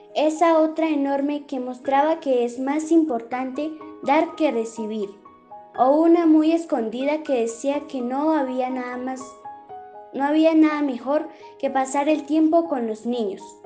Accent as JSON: {"language": "Spanish", "town": "Lenguazaque", "region": "Cundinamarca", "country": "Colombia", "said": "soy del municipio de Lenguasaque"}